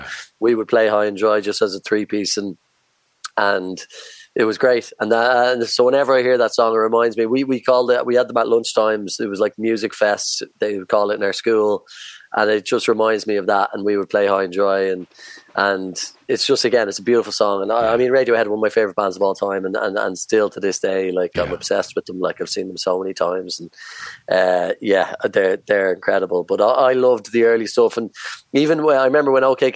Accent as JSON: {"language": "English", "country": "Ireland", "said": "as Irish bands, we would always look to the UK as our stepping stone"}